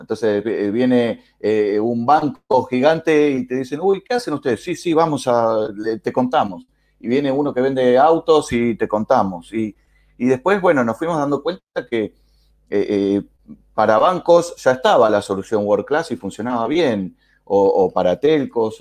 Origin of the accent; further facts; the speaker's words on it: Argentina; como lo dice mi acento también, que es muy fácil, igual que el tuyo, de adivinar, soy de Argentina.